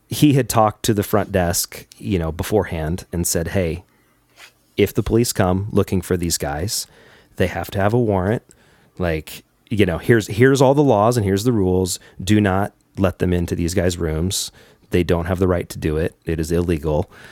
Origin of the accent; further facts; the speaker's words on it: United States; being an American